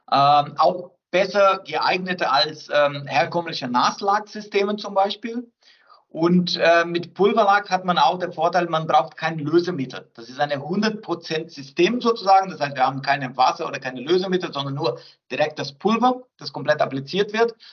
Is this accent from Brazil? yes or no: yes; South Brazil, Brazil; German is a second language; Ich bin Brasilianer, ich komme aus Südbrasilien, ich bevorzuge natürlich einen Rindersteak